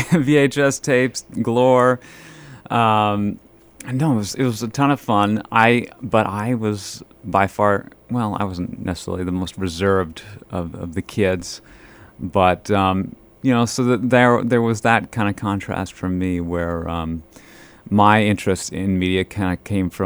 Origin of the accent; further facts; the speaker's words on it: Fosston, Minnesota, United States; now in Bemidji, United States; I grew up in Fauston, Minnesota